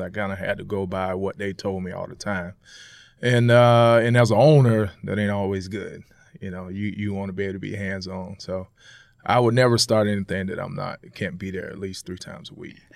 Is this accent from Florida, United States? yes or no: yes; Jacksonville, Florida, United States; moved away; growing up in Florida, man, you play football in the streets at three years old